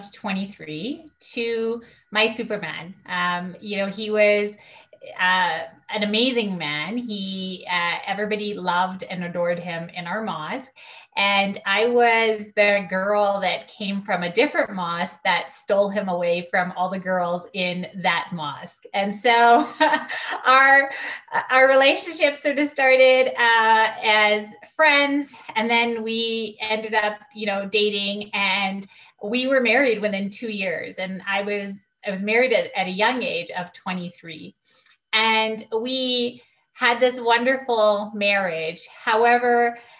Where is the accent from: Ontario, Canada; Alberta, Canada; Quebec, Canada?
Alberta, Canada; Calgary; Born and raised in Calgary. I've lived my whole life in Calgary.